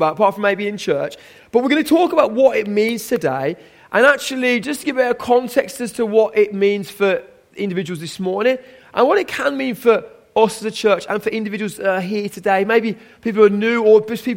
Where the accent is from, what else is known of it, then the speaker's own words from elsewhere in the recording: Birmingham, West Midlands, United Kingdom; I am a Brummie